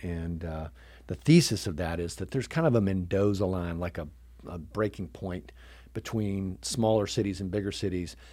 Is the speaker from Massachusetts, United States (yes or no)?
no; Chattanooga, Tennessee, United States; also born or lived in New York; I grew up here in Chattanooga, um, uh, except for four years up in New York in college